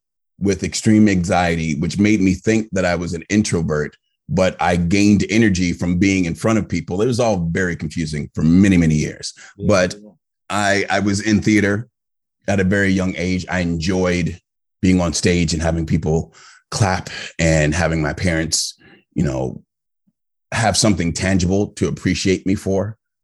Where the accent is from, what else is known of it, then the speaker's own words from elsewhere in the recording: Virginia, United States; also born or lived in Maryland; I was raised primarily in Northern Virginia, but I've lived in the DMV. So that's the district, Maryland and Virginia.